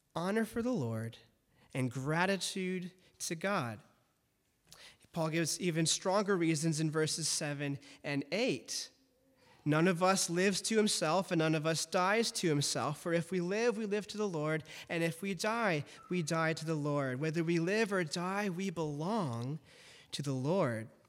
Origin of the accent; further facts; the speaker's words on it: Detroit, Michigan, United States; I grew up in Detroit, also known as the Motor City